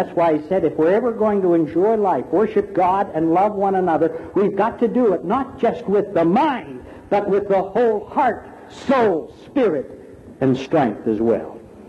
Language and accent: English; Philippines; You see, I was born in the Philippines. I'm a Filipino and I was raised a good Roman Catholic.